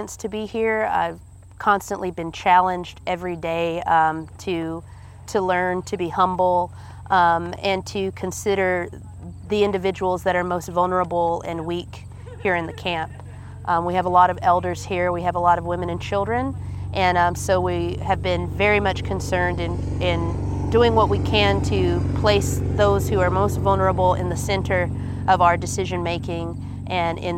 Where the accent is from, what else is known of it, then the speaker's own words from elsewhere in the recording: United States; I'm from the Dene Nation